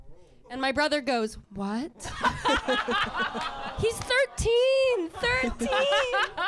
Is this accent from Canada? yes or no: yes; Canada; I'm from Canada.